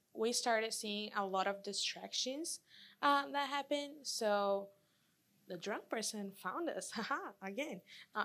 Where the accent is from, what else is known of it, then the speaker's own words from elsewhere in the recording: Brazil; now in United States; I'm from Brazil.